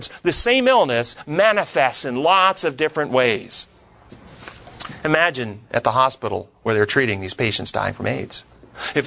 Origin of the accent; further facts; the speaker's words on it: United States; when I was raised here in America